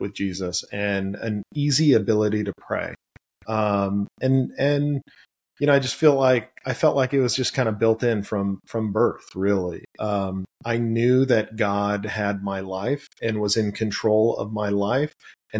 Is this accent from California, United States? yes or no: yes; Los Angeles, California, United States; I grew up in Granada Hills, and which is the San Fernando Valley in Los Angeles, California